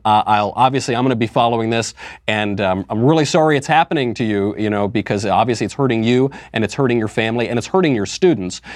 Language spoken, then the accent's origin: English; United States; I'm not from Europe. I was born in America. America is my native land.